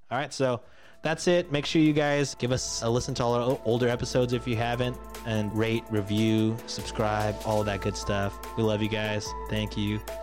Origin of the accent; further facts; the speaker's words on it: Canada; as a Canadian